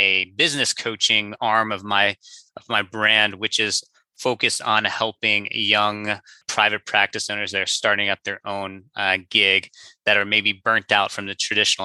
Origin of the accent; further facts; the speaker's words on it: Cincinnati, Ohio, United States; moved away as an adult; also born or lived in St. Louis, Missouri; now in Orange County, California, United States; I'm originally from the Midwest. Grew up in Cincinnati, Ohio, went to school in St. Louis, Missouri, and then moved out here for my first job back in 2016